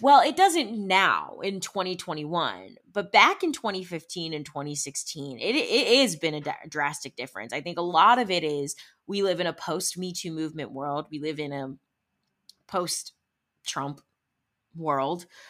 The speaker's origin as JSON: {"language": "English", "town": "Cleveland", "region": "Ohio", "country": "United States", "tie": "born or raised there", "also_born_or_lived": "Arizona", "moved": "yes", "lives_now": "Los Angeles, United States", "said": "grew up in Ohio, in the Cleveland area"}